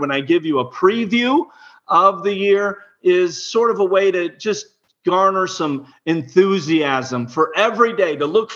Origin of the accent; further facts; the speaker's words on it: Illinois, United States; I was born in Illinois